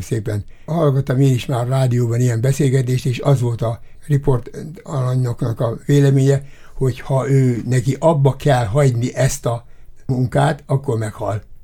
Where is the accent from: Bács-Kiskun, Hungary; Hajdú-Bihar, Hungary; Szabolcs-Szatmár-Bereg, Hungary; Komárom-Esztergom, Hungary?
Hajdú-Bihar, Hungary; Debrecen; moved away as an adult; also born or lived in Konyár, Hungary; now in Miskolc, Hungary; Debrecenben nőttem fel